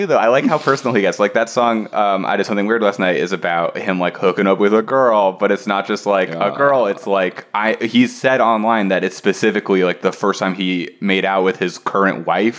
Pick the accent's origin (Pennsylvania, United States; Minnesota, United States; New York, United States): New York, United States; Long Island; I grew up in Long Island, and so I was like one town over from all that like … stuff.